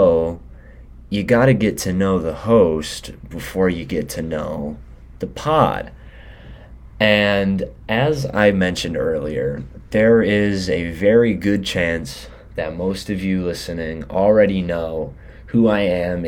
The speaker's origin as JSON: {"language": "English", "town": "Detroit", "region": "Michigan", "country": "United States", "also_born_or_lived": "Ypsilanti, Michigan", "moved": "as an adult", "lives_now": "Grand Forks, United States", "said": "I am from Southeast Michigan. I'm from the metro area, from the metro Detroit. Spent most of my time there. Moved around a couple times"}